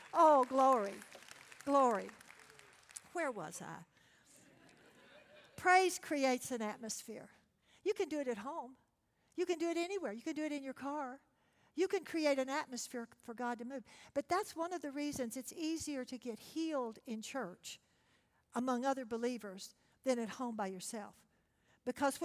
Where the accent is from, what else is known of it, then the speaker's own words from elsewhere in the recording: Texas, United States; I'm from Texas